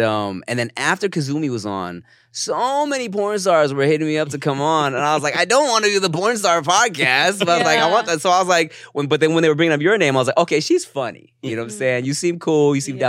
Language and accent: English; Paramount, California, United States; Okay, well, we're from Paramount.